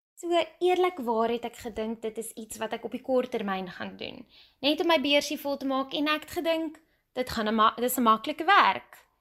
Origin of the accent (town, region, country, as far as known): South Africa